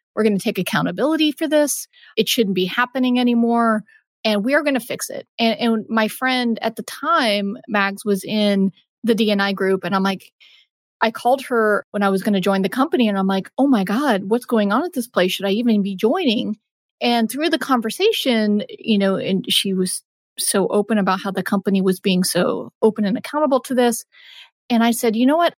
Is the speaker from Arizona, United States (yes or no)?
no; Texas, United States; my parents are East Coast and I'm born and raised in Texas